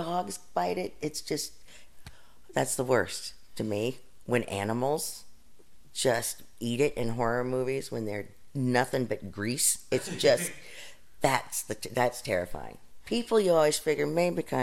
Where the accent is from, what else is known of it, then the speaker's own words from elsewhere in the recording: Wilmington, Ohio, United States; in my hometown of Wilmington, Ohio